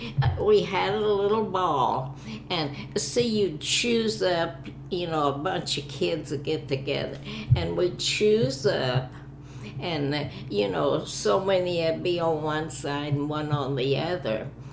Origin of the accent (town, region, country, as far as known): Oklahoma, United States; moved away as an adult; now in Kansas City, United States